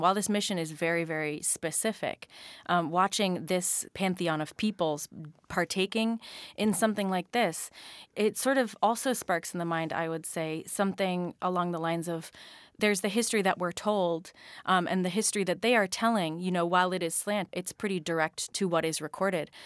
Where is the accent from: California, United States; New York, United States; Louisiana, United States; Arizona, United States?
Arizona, United States; Phoenix; moved away; growing up in Phoenix, Arizona